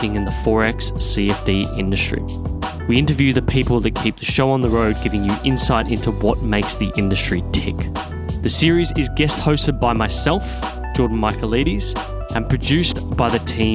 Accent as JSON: {"language": "English", "country": "Australia", "said": "us Australians"}